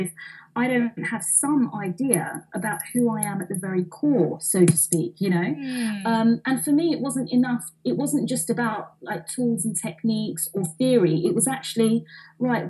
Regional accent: London, United Kingdom; I'm an Indian girl, right, from East London

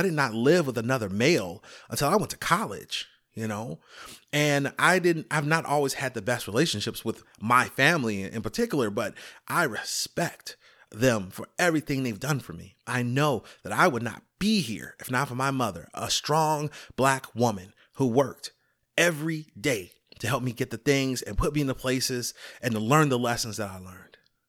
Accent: Chicago, Illinois, United States; I'm from Chicago.

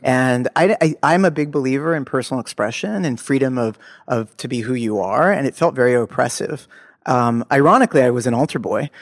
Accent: Los Angeles, California, United States; I grew up in Los Angeles, in, in Bel Air, the slums of Bel Air

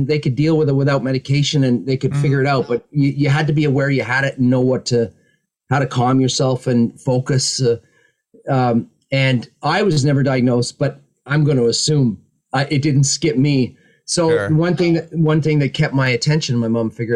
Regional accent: just outside of Toronto, Ontario, Canada; also born or lived in Ottawa, Canada; now in England; I was born just outside of Toronto, Canada

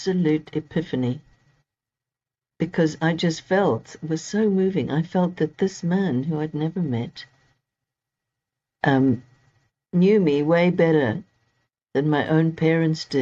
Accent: Zimbabwe; moved away as an adult; also born or lived in Cape Town, South Africa / England; now in United Kingdom; I was born in Zimbabwe, what's now Zimbabwe. It was Rhodesia back then, and lived there until I was 22.

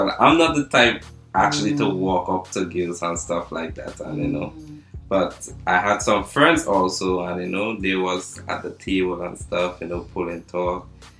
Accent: Trinidad & Tobago; I'm actually from Trinidad and Tobago.

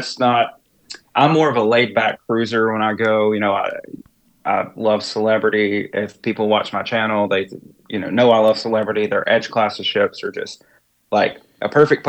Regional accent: East Tennessee, United States; now in East Coast, United States; I'm originally from Tennessee, East Tennessee, and grew up not too far from Dollywood

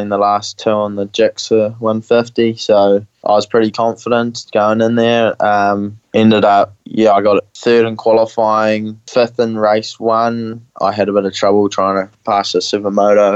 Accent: Hamilton, Waikato, New Zealand; I'm from Hamilton, New Zealand.

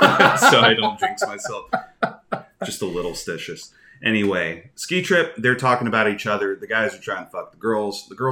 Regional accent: United States; accent: American English; I'm an American. I speak American English. Not Norwegian. Not Finnish. Not Swedish.

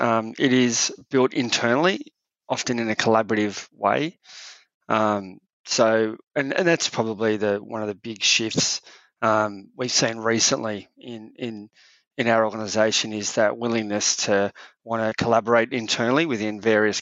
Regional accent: Australia; we've always fought hard to not be British, where we're Australian

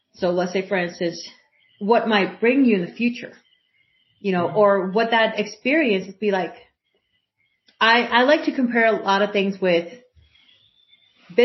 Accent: Puerto Rico; moved away; I grew up in Puerto Rico, and I graduated from high school there.

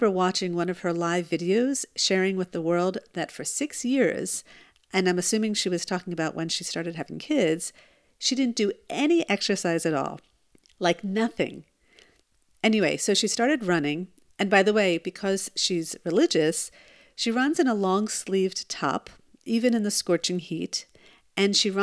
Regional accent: New Jersey, United States; now in Israel; I am originally from New Jersey

